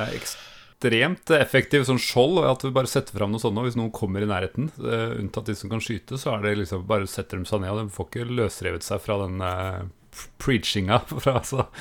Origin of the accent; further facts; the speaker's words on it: Østfold, Norway; vi har bodd eh, store deler av barndommen i Østfold